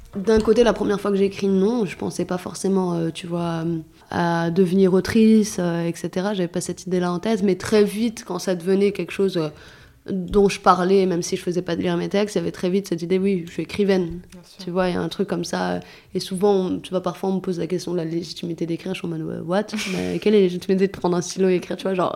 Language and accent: French; Clichy-sous-Bois, Île-de-France, France; born or raised there; also born or lived in Saint-Germain-en-Laye